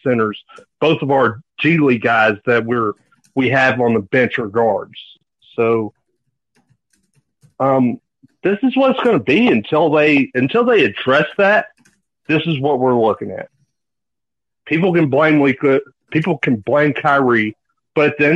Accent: East Texas, United States; I'm from East Texas

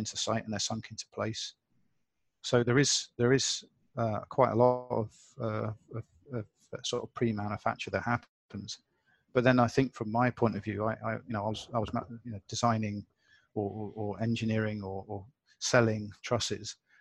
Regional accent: United Kingdom; now in Hong Kong; I'm British

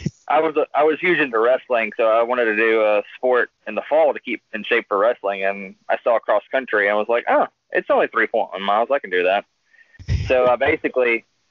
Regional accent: Cartersville, Georgia, United States; I'm actually from the northwest part of Georgia. It's a small town called Cartersville, Georgia

